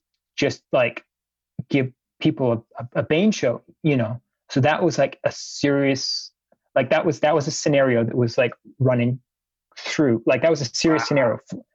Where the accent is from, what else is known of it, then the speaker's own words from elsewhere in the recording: Canada; basically it was like to get into Brazil as a Canadian at the time, you needed to have your plane tickets bought before you could even apply for a visa.